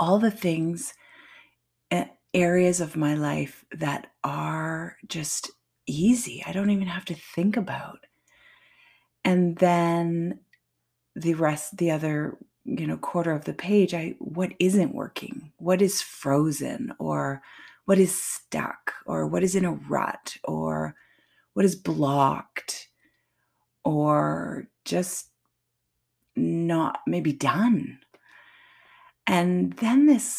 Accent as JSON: {"language": "English", "country": "Canada", "said": "I'm French Canadian"}